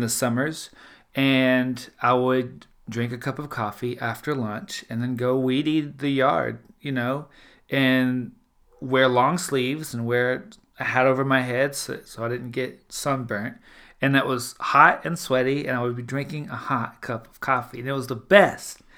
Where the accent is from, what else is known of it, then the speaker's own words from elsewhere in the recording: South Louisiana, United States; I'm from South Louisiana, the Deep South